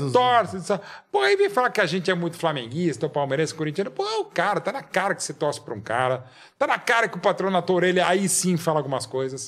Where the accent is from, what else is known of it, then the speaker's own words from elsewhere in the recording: São Paulo, Brazil; centro da cidade de São Paulo, que é a cidade uhum. onde eu nasci